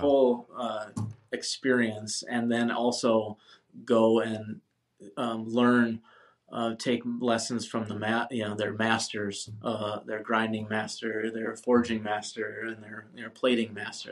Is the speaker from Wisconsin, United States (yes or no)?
yes; Wisconsin, United States; moved away as an adult; also born or lived in Minneapolis; now in San Diego, United States; I moved back um, to my hometown, Wisconsin